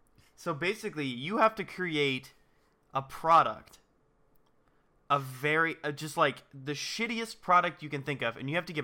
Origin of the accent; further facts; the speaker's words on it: United States; I'm an ignorant American